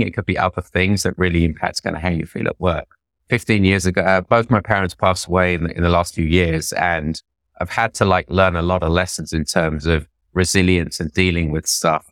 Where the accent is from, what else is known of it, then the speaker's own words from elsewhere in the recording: London, United Kingdom; moved away as an adult; also born or lived in India; now in New York, United States; I'm just an Indian immigrant from North London